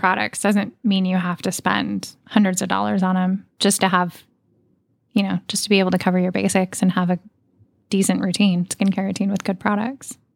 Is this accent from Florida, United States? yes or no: no; Oregon, United States; moved away; I grew up in Oregon